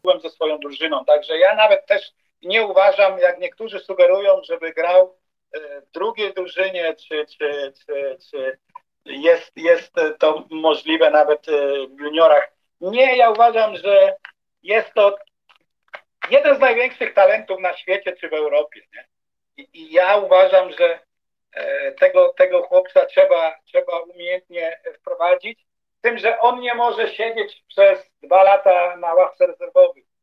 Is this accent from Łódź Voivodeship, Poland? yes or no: no; Wrocław, Lower Silesian Voivodeship, Poland; moved away as an adult; also born or lived in Vienna area, Austria; now in Bregenz, Austria; Wrocław, stare miasto, gdzie się urodziłem